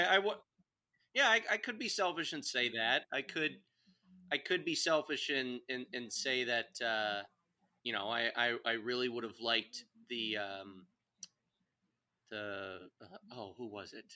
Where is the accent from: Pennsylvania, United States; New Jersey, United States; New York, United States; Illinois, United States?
Illinois, United States; Chicago; as a Chicago boy growing up in Chicago